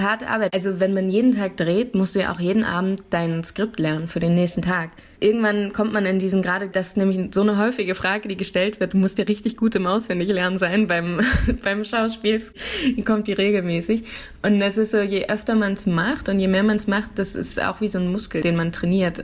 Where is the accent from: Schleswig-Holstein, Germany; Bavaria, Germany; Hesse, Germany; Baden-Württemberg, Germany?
Hesse, Germany; Dreieich; moved away as an adult; also born or lived in Frankfurt / Neu-Isenburg / Nierstein; now in Berlin, Germany; Und da war ich dann auch in der Schule und habe mein Abitur gemacht